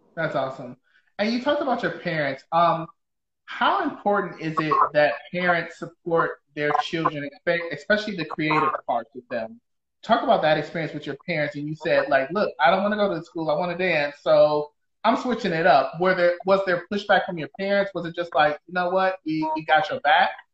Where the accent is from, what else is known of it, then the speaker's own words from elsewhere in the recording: Detroit, Michigan, United States; now in Seattle, United States; I'm from Detroit